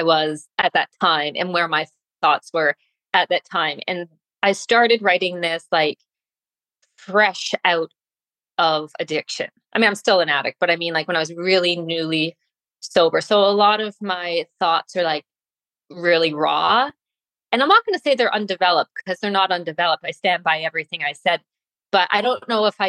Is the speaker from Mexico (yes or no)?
no; Canada; I was brought up in Canada